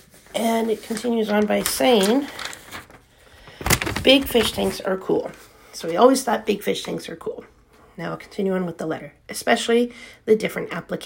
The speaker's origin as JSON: {"language": "English", "region": "the South", "country": "United States", "said": "I'm from the South."}